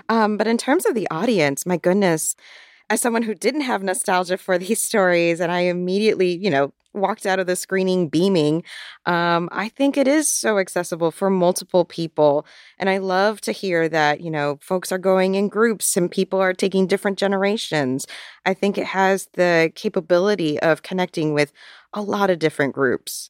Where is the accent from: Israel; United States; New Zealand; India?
United States; Florida; my library growing up in Florida